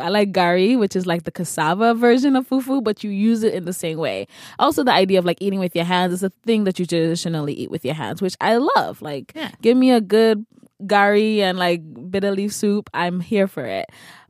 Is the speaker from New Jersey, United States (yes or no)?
no; New York City, New York, United States; Oh, I grew up in the Bronx.